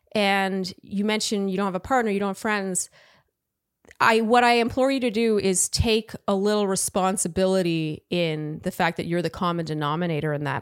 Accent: Canada; I'm Canadian

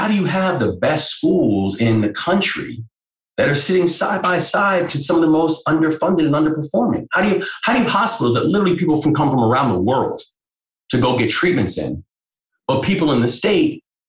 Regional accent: Maryland, United States; run for governor of Maryland was, you know, it was like that my birth state, you know, the place, my hometown

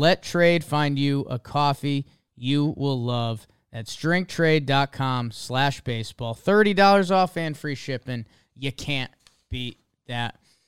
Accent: Northeast, United States; I'm from the Northeast, man. I don't know.

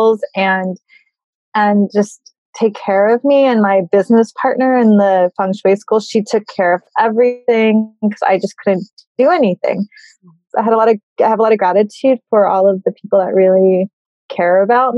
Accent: Burbank, California, United States; moved away as an adult; also born or lived in Berkeley / Bay Area; now in New York, United States; I grew up in Burbank and I went to school at Berkeley and I lived in the Bay Area and then I moved to New York. So I've been here since 2003

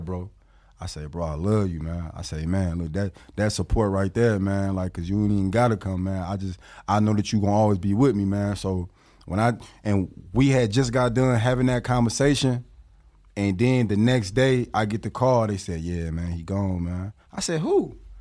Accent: Rockford, Illinois, United States; also born or lived in Milwaukee, Wisconsin; I'm repping eight one five. Eight one five is the Freeport Rockford area

